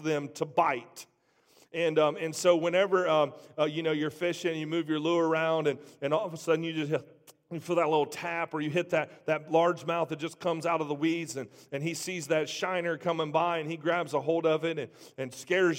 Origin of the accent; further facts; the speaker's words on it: Trotwood, Ohio, United States; I grew up in Trotwood